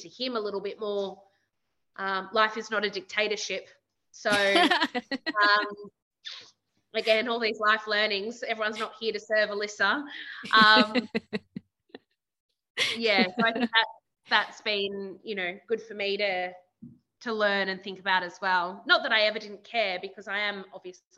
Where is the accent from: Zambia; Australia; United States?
Australia; moved away as an adult; also born or lived in Singapore; I'm living away from Australia